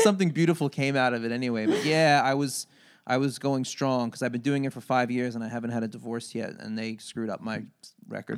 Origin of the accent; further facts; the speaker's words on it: Long Beach, New York, United States; I grew up in Long Beach, Long Island